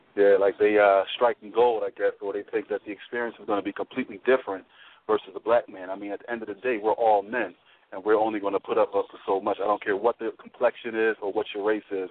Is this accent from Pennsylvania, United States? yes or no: yes; Philadelphia, Pennsylvania, United States; born and raised in Philly